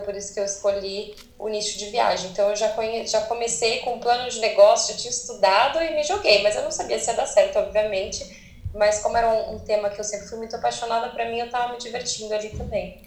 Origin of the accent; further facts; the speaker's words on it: ABC, São Paulo, Brazil; moved away as an adult; now in California, United States; eu sou brasileira, sou do ABC